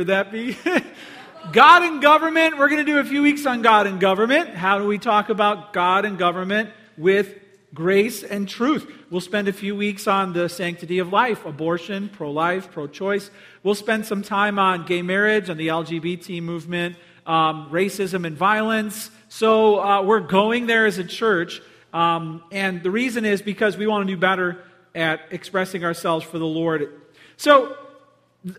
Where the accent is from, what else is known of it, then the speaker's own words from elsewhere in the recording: Palos Hills, Illinois, United States; I grew up in Palos Hills